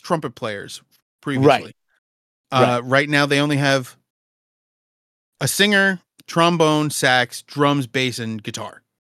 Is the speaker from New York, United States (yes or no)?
yes; New York City, New York, United States; I'm from Brooklyn. Does that make me Puerto Rican? I am